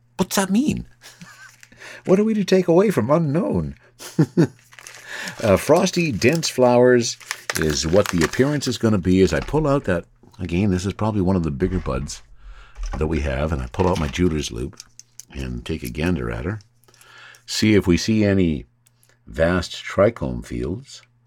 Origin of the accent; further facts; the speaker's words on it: Canada; I'm Canadian